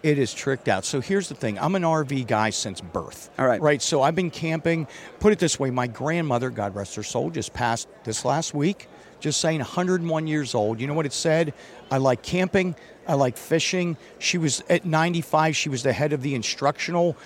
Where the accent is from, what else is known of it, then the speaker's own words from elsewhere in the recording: Northeast US, United States; I grew up on the East Coast, Northeast, where it's cold